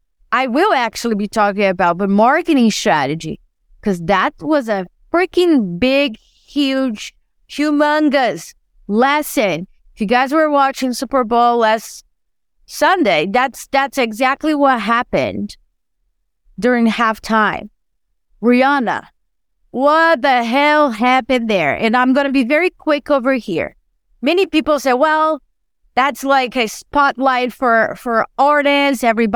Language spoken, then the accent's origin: English; Brazil; born there; I was born in Brazil and I love soccer.